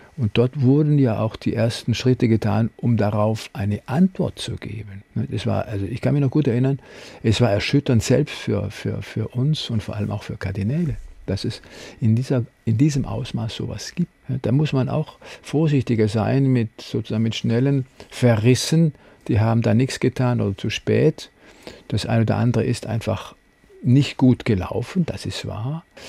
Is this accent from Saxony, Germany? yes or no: no; Freiburg, Baden-Württemberg, Germany; moved away; In den letzten Jahren kam allerdings auch Freiburg hinzu. Ich habe da eine Herzenskammer sozusagen also reserviert, weil es ist meine Heimat